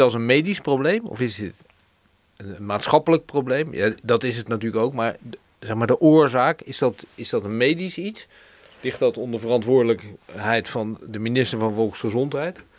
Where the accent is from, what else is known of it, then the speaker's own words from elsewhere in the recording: Rotterdam, South Holland, Netherlands; wij als Rotterdammers